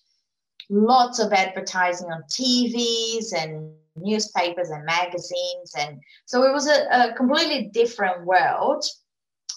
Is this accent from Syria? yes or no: no; Brazil; English is a second language; moved away as an adult; now in Australia; I was born in Brazil. I lived in Brazil until the age of 29. I went to uni there